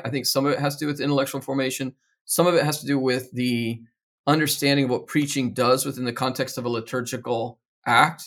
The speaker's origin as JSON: {"language": "English", "region": "Georgia", "country": "United States", "tie": "born or raised there", "said": "I grew up in Georgia in the nineteen seventies."}